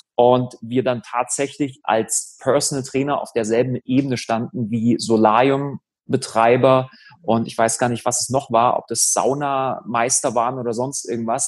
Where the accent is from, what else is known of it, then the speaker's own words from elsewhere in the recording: Germany; die Uni, die in der Nähe von meinem Heimatort ist. Habe mich für Halle entschieden